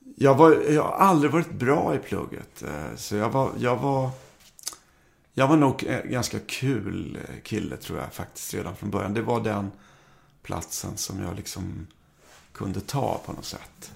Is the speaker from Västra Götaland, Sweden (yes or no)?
no; Karlskrona, Blekinge, Sweden; also born or lived in Stockholm; Jag är uppvuxen i, jag, när jag var liten så flyttade vi till Karlskrona. Jag var väl två år. Eh, jag föddes i Stockholm.